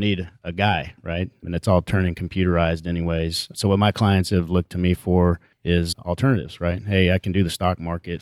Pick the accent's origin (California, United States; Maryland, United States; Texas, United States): Texas, United States; Houston; we grew up in Houston, went to Memorial High School